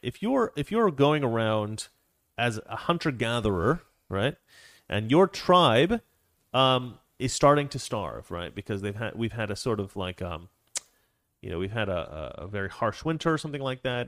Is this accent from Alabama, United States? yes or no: no; Oregon, United States; I'm from Oregon